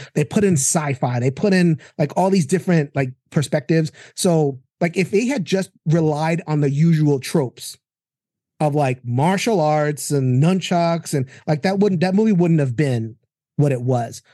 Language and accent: English; New York, United States; also born or lived in Brooklyn; I'm a New Yorker